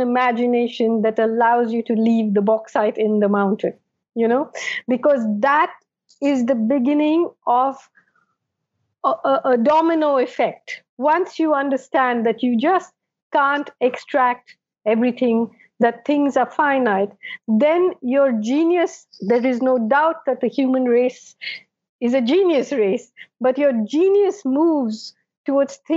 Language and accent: English; Kerala, India; when I grew up in Kerala